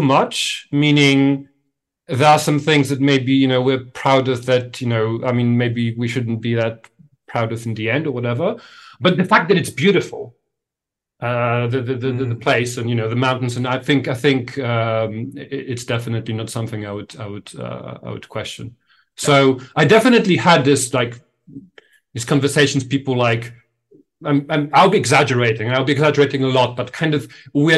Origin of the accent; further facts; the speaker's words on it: Kraków, Lesser Poland, Poland; moved away as an adult; also born or lived in Warsaw; I grew up, there is this city, second biggest city in Poland, in southern Poland, called Kraków